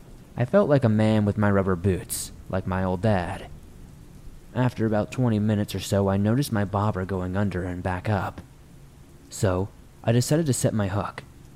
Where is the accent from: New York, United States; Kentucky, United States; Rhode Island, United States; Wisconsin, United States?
New York, United States; I was not too familiar with the area since I'm from New York